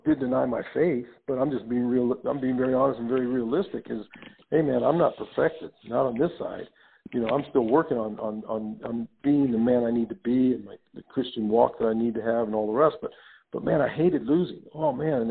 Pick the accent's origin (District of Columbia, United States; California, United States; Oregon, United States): California, United States; Los Angeles; I grew up in Los Angeles